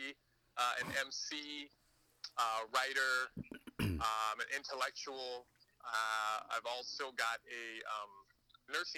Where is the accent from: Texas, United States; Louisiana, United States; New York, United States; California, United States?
California, United States; also born or lived in Moscow, Idaho / Pakistan / Marshall Islands; now in Honolulu, United States; I grew up mostly in California